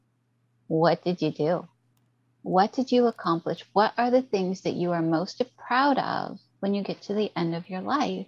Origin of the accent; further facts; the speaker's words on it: Canada; I'm Canadian